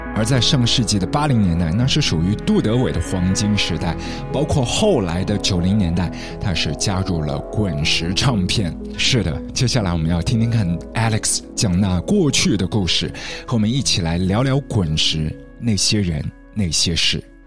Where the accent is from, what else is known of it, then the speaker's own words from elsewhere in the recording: Shanghai, China; 在我们上海这里是九块八